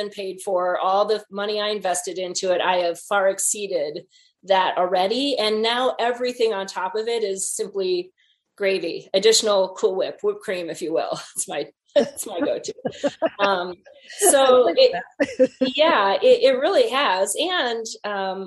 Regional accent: Wisconsin, United States; moved away; went back home to Wisconsin and did a little book tour, to a variety of places in my hometown

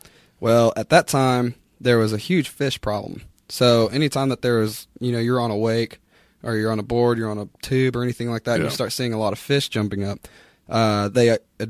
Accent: Oklahoma City, Oklahoma, United States; I grew up here in Oklahoma City. I went to PC North High School.

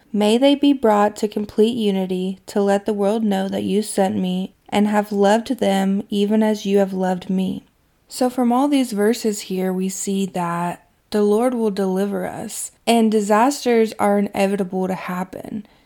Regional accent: Kentucky, United States; my hometown in Kentucky

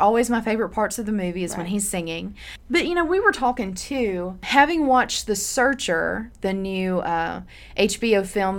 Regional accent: Tupelo, Mississippi, United States; now in Memphis, United States; I'm from Tupelo, so I grew up with Elvis

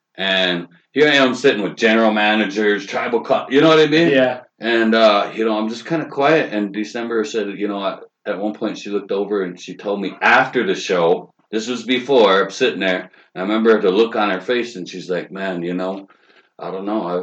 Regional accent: Fort Thompson, South Dakota, United States; I'm from South Dakota. I'm from the Crow Creek Reservation in uh, Fort Thompson.

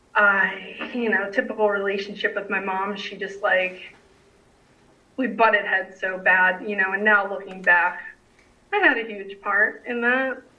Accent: New Jersey, United States; now in Raleigh, United States; I grew up in New Jersey

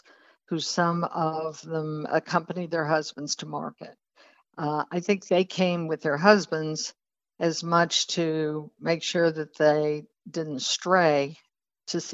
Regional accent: Texas, United States; moved away; also born or lived in New York City; I was living in New York, but I was originally from Texas

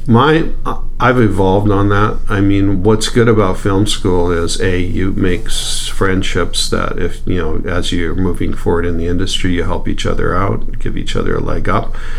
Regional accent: Edmonton, Alberta, Canada; moved away as an adult; also born or lived in Hollywood; I grew up here in Edmonton

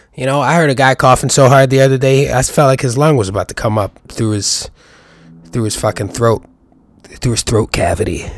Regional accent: New York, United States; I'm a New Yorker.

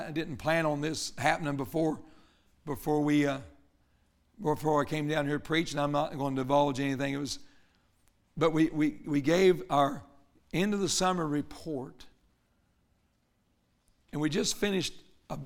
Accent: Murfreesboro, Tennessee, United States; And I guess I came all the way from Murfreesboro, Tennessee to tell you this.

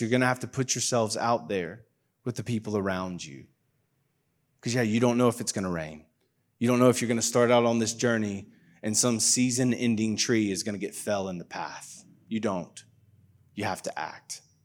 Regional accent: United States; moved away; I'm very obviously from America

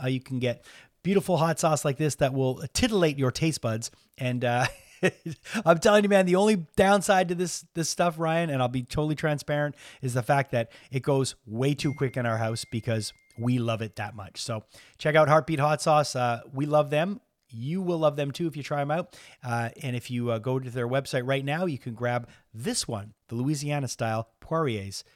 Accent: Montreal, Quebec, Canada; I'm from Montreal

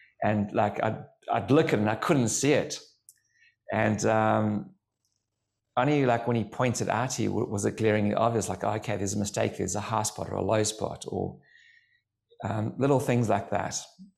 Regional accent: Durban, KwaZulu-Natal, South Africa; So originally from Durban in South Africa.

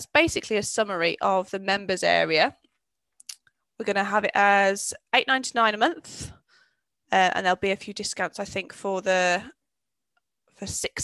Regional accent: Birmingham, West Midlands, United Kingdom; I'm from Birmingham

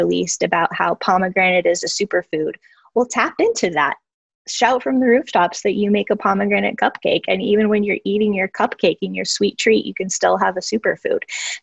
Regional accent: Albuquerque, New Mexico, United States; my hometown of Albuquerque, New Mexico

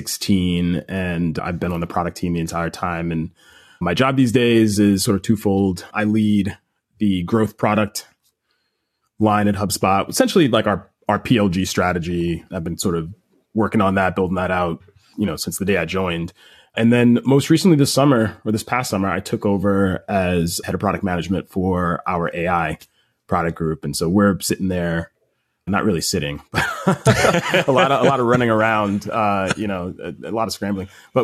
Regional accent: Baldwin, New York, United States; grew up in right outside of New York City in Long Island, New York, a town called Baldwin. Grew up with both my parents and I got one sibling, younger sister, 6 years younger than me. And, you know, we grew up in a lower middle class background

